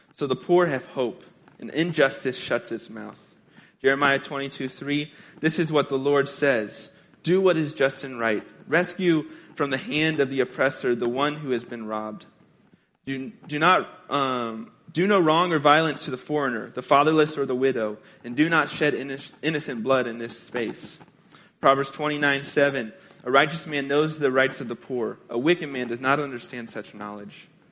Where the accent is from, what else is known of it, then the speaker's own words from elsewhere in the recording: Carbondale, Illinois, United States; moved away; I'm from Southern Illinois, Carbondale, Illinois